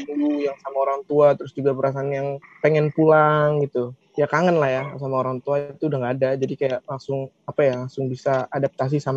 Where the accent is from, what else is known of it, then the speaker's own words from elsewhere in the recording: East Jakarta, Jakarta, Indonesia; Gue berasal dari Jakarta, saya di Jakarta Timur, di Halim Perdana Kusuma.